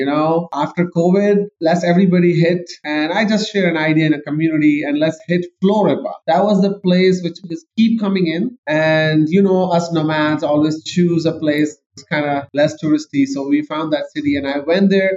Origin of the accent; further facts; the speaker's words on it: Pakistan; moved away as an adult; also born or lived in Canada; I am actually born and raised in Pakistan